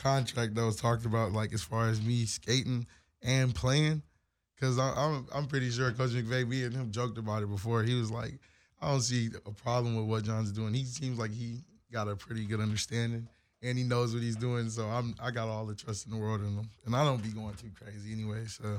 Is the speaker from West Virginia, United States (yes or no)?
no; Joliet, Illinois, United States; born there; also born or lived in Minnesota / Detroit, Michigan; So I was born in Joliet, Illinois. So okay. I lived in Illinois. I got family still out that way. And I moved from Illinois to Minnesota